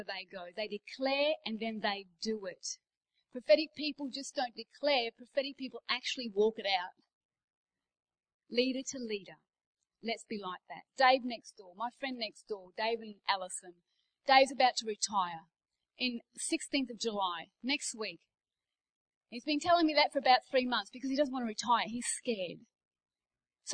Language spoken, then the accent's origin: English; Australia; moved away; I'm Australian